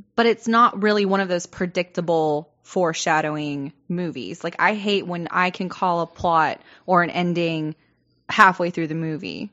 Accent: the South, United States; I'm growing up in the South

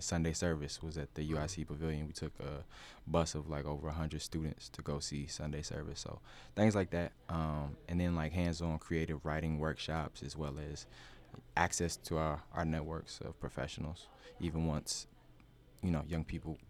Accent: Newport News, Virginia, United States; moved away as an adult; now in Chicago, United States; I'm originally from Newport News, Virginia. I moved here in 2015 for grad school at Columbia. Studied business and entrepreneurship.

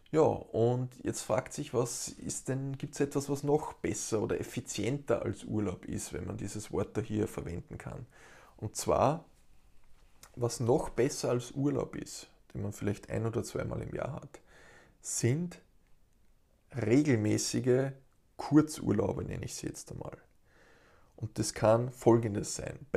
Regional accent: Steyr, Upper Austria, Austria; Ich kann bei uns in Steyr in Oberösterreich das herrliche Flussrauschen genießen.

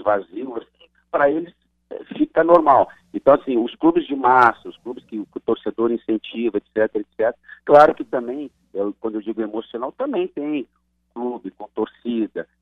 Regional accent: Gaúcho, Rio Grande do Sul, Brazil; also born or lived in Pernambuco; now in Paraíba, Brazil; eu sou gaúcho

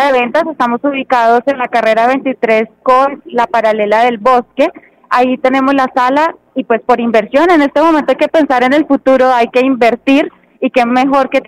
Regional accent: Santander, Colombia; Pues nosotros somos de acá de Santander

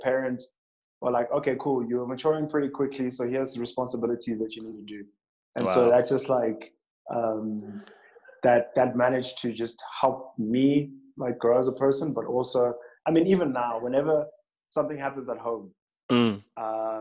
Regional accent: Nelspruit, Mpumalanga, South Africa; also born or lived in Barberton; So I'm born and bred from Mpumalanga.

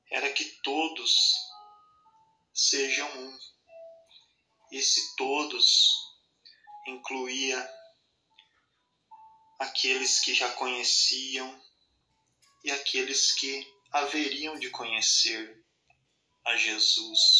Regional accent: Amparo, São Paulo, Brazil; sou da cidade de Amparo, aqui de São Paulo.

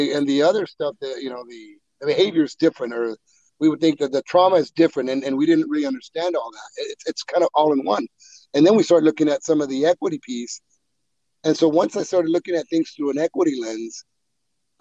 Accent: Woodlake, California, United States; also born or lived in Mexico; I was born in Mexico. Immigrated as a two-year-old. I grew up in Woodlake

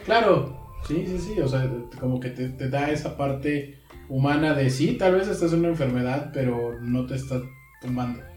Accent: Mexico; aquí en, nuestro país

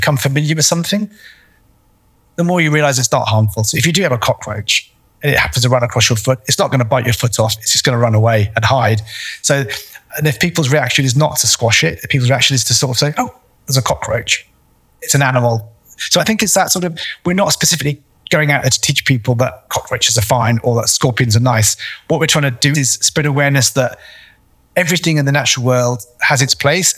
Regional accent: United Kingdom; moved away as an adult; now in AlUla, Saudi Arabia; I'm British.

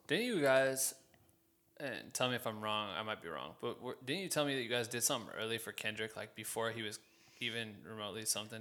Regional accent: Iowa, United States; my hometown in the state of fucking Iowa

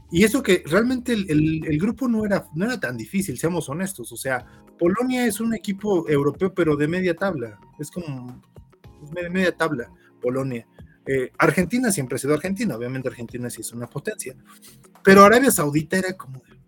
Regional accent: Mexico; como mexicano

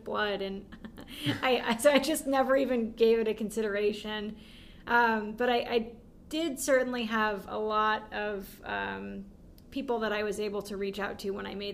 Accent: San Francisco Bay Area, California, United States; I grew up in the San Francisco Bay Area

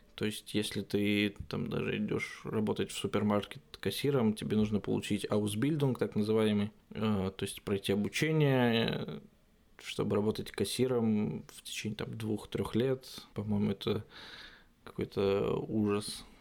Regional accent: Russia; moved away as an adult; now in Germany; из России

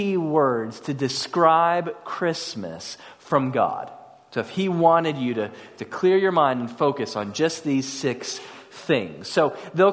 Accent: Houston, Texas, United States; also born or lived in College Station, Texas; I came from North Houston

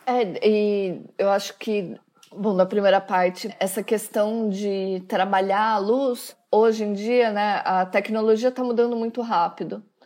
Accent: Vinhedo, São Paulo, Brazil; moved away as an adult; now in Milan, Italy; eu sou de Vinhedo

